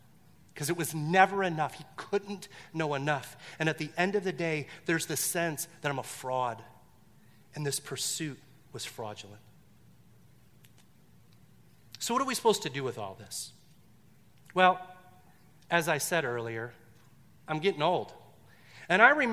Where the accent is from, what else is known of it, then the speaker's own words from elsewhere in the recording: Detroit, Michigan, United States; I grew up in Detroit